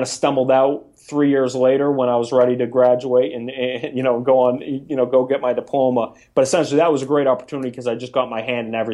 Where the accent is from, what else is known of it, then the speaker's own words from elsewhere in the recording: Maine, United States; moved away as an adult; also born or lived in New York / New Jersey; University of Maine, my home state, for 2 years